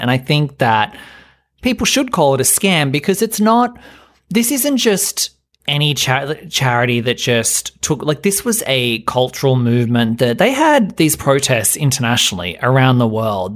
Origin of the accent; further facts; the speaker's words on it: Australia; being Australian